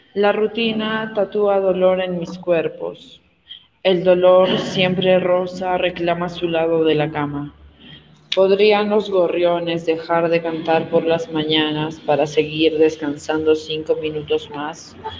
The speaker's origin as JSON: {"language": "Spanish", "region": "Arequipa", "country": "Peru", "moved": "yes", "lives_now": "Cusco, Peru", "said": "soy arequipeña y eh, estoy radicando en Cusco"}